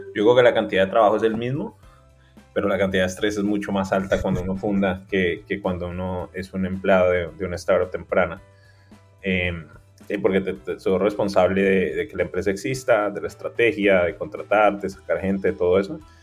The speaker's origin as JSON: {"language": "Spanish", "town": "Cali", "region": "Valle del Cauca", "country": "Colombia", "also_born_or_lived": "Bogotá / New York", "moved": "as an adult", "said": "yo soy de Cali"}